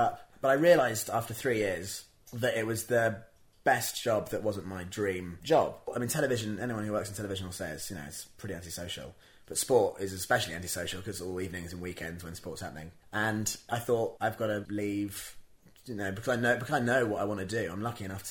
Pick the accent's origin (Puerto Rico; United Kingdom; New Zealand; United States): United Kingdom; Worcestershire, West Midlands; moved away as an adult; also born or lived in Bristol; now in London, United Kingdom; I'm from Worcestershire, and there's not an awful lot of work in Worcestershire